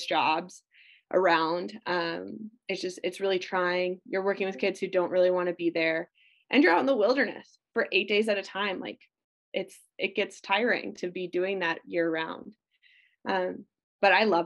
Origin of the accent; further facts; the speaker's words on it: Minnesota, United States; I grew up in Minnesota